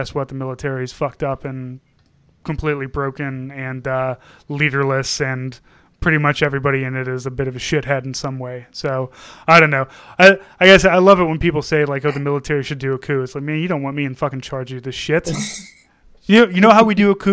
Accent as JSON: {"language": "English", "town": "St. Louis", "region": "Missouri", "country": "United States", "said": "I'm from St. Louis"}